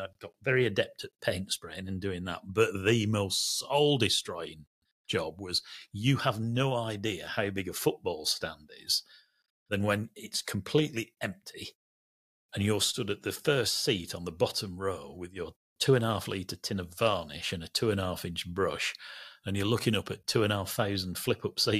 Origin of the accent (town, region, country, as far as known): Burnley, North West England, United Kingdom